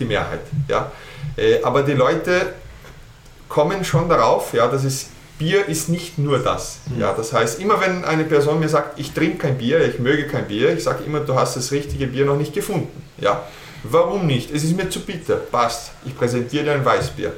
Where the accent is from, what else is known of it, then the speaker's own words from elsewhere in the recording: Petrópolis, Rio de Janeiro, Brazil; German is a second language; moved away as an adult; also born or lived in Germany / Austria / Chile; ich bin in Petropolis geboren. Das ist eine kleine Stadt in der Nähe von Rio de Janeiro. Ja, wir liegen in den Bergen oben auf 800 Meter, circa 60 Kilometer entfernt. Und da bin ich geboren, bin auch aufgewachsen.